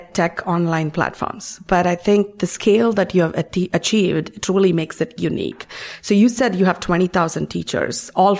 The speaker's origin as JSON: {"language": "English", "country": "India", "said": "given I come from India."}